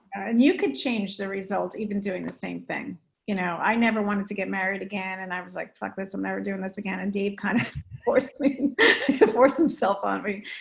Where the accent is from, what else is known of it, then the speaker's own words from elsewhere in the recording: New Jersey, United States; moved away as an adult; now in California, United States; I'm from North